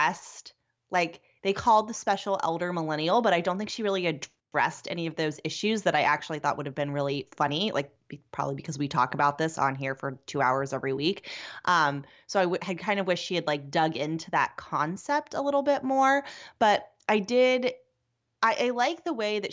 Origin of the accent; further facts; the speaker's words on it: small town near Pittsburgh, Pennsylvania, United States; moved away; I grew up in a very small town near Pittsburgh